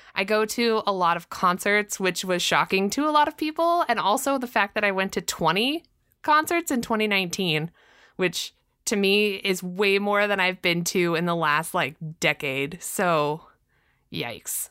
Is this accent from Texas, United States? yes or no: no; Southern California, United States; I'm from Southern California. Uh, so I grew up with Disney in my backyard.